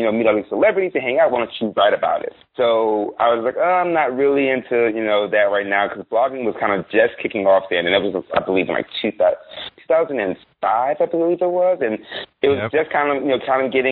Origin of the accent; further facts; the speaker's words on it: Baton Rouge, Louisiana, United States; I grew up in Baton Rouge, Louisiana